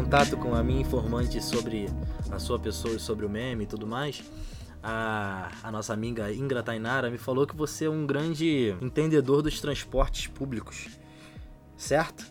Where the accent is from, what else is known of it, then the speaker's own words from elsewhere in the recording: São Gonçalo, Rio de Janeiro, Brazil; eu sou de São Gonçalo